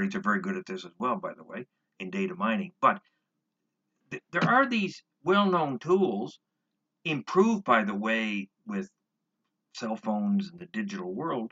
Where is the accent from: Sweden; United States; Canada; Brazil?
Canada; I'm not an American, I'm a Canadian.